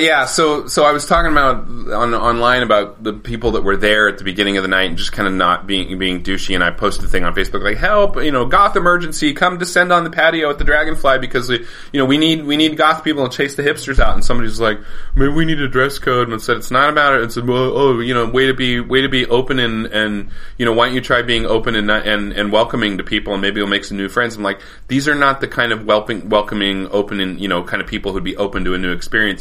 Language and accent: English; Colorado, United States; dumb white straight cis male growing up in Colorado